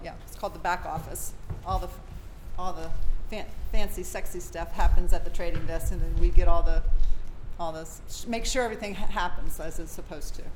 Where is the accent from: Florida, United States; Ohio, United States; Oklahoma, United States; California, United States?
Florida, United States; Gainesville; I was born and raised in Gainesville, Florida.